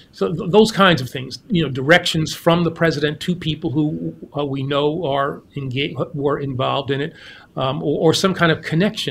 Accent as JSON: {"language": "English", "town": "New York City", "region": "New York", "country": "United States", "tie": "born or raised there", "said": "East Elmhurst, right near LaGuardia Airport."}